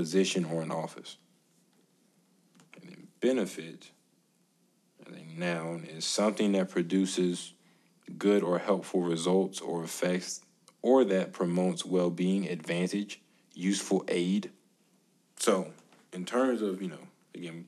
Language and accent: English; United States; As an American citizen